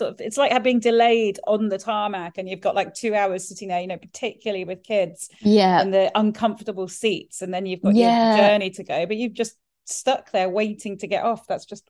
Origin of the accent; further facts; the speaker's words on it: Spain; But I grew up in Spain and moved there when we were seven. We went down on the coach.